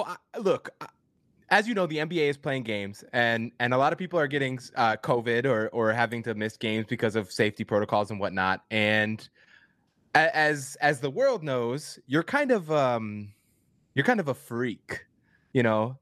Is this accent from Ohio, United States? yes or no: no; Minneapolis, Minnesota, United States; I'm a city boy, born and raised in Minneapolis